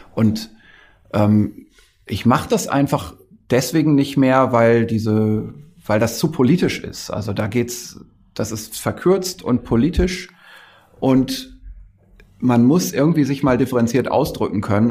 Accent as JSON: {"language": "German", "area": "the North", "region": "Northern Germany", "country": "Germany", "said": "Ich komme ja aus dem Norden. Das ist so mein, meine Kindheit lief immer NDR im Radio"}